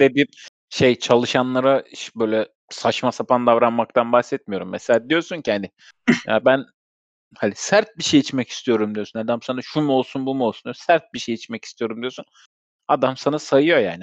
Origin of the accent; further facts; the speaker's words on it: Istanbul, Turkey; doğduğum yer Sultanbeyli, o da Sultanbeyli'den gittik.